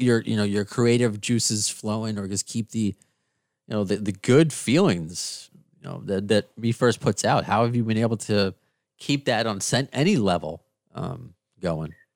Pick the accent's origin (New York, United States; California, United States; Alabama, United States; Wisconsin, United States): New York, United States; Long Island; also born or lived in Queens, New York; Even being from New York, where I, I kind of grew up on Long Island